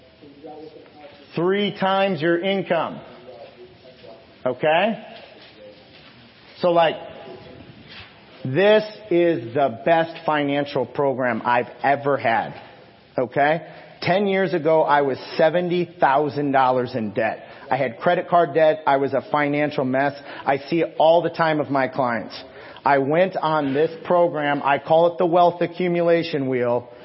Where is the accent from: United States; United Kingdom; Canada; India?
United States; Illinois; I'm from Illinois